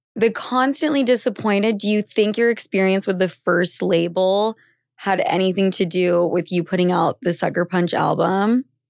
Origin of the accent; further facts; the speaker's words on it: Utah, United States; I'm from Utah